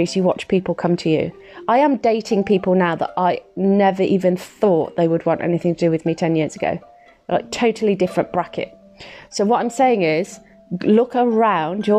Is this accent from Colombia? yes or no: no; Midlands, United Kingdom; I'm from the Midlands